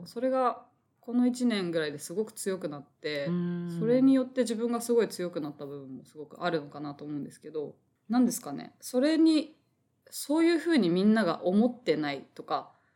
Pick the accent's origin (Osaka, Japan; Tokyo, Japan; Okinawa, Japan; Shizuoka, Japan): Tokyo, Japan; 東京育ち東京出身で、はい、東京に実家があるような感じなので